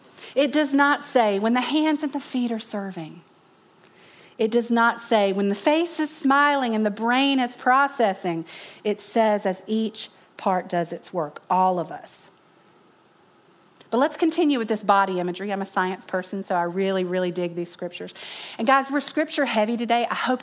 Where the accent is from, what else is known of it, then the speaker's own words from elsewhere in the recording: North Carolina, United States; growing up in North Carolina in the 80s, 1983